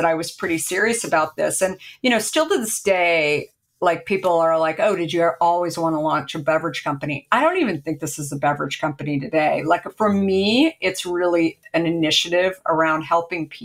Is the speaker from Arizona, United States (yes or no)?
yes; Arizona, United States; now in Marin County, United States; I grew up in Arizona.